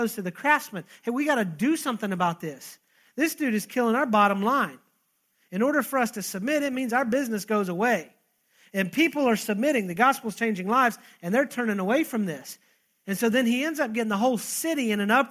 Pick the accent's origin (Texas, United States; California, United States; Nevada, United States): Texas, United States; I'm Texan